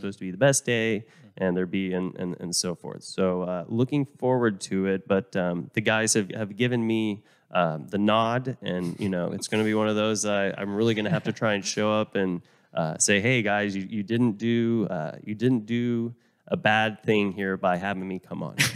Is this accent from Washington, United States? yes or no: no; Oklahoma, United States; also born or lived in Vermont; now in Texas, United States; I moved down here from Vermont. I mean, I, I grew up in Oklahoma, but moved down here